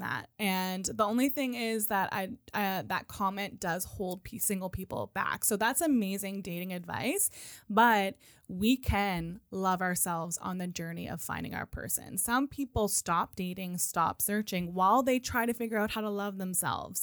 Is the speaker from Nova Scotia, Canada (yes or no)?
yes; Nova Scotia, Canada; moved away as an adult; also born or lived in Calgary; when I moved back to Nova Scotia from Calgary to be closer to my family